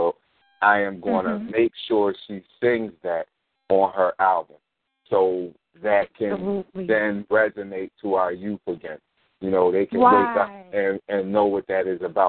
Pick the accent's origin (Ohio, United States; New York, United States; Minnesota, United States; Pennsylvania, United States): Pennsylvania, United States; Philadelphia; moved away; I'm from North Philly. Yeah, I mean, I'm from Sterling for Huntington. I went to Edison. I went to Wanamaker for about a half a year to a year. I didn't stay there because I moved out the city.